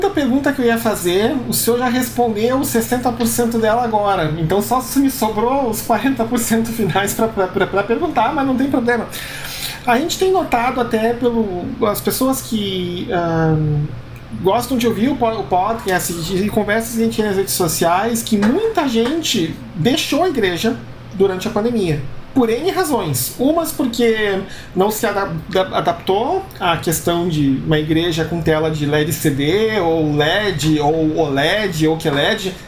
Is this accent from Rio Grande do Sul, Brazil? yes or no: yes; Rio Grande do Sul, Brazil; Tava até ouvindo uma história lá do sul, lá de onde eu vim, né? Que é a igreja onde eu congregava, agora, porque lá tá, tá, tá muito ruim a situação em, na região metropolitana de Porto Alegre.